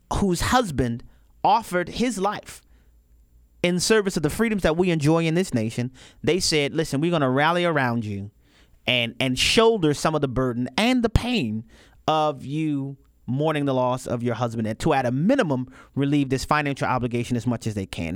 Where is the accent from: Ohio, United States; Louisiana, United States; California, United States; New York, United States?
Louisiana, United States; New Orleans; I'm from New Orleans, Louisiana